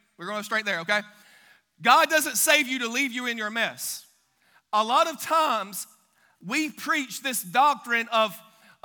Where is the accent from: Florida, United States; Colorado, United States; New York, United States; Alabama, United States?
Alabama, United States; Billingsley; Grew up in a little town called Billingsley, Alabama